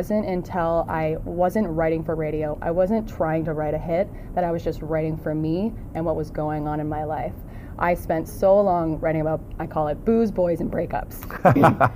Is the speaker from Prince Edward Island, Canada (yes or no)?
yes; Prince Edward Island, Canada; moved away as an adult; also born or lived in Toronto; now in Hamilton, Canada; I'm from Prince Edward Island, which is a small island on the east coast of Canada. I moved to Toronto when I was 19 to chase a dream